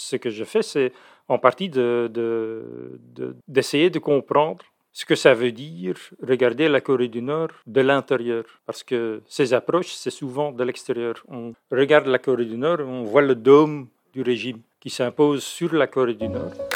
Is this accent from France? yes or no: no; Belgium; now in Netherlands; je suis belge